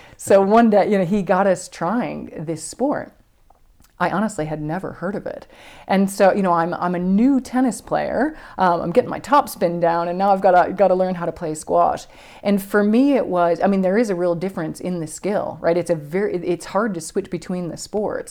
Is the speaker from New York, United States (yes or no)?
yes; Buffalo, New York, United States; I grew up in Buffalo, New York